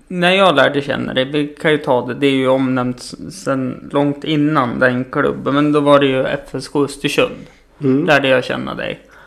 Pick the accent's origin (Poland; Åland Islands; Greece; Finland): Greece; now in Sweden; du vet att jag är inte svensk. Nej, vad sa du att du... Kallas …